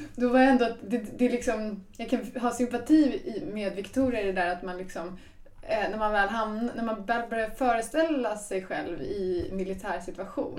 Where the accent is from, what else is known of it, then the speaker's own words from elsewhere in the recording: Älvdalen, Dalarna County, Sweden; närheten till naturen är ju någonting som jag har fått uppleva under min uppväxt här i Älvdalen